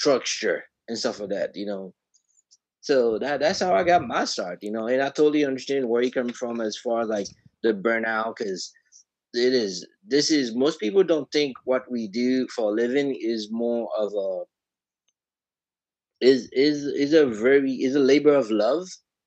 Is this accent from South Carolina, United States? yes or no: no; Miami, Florida, United States; moved away as an adult; now in New York, United States; I'm originally from Florida, Miami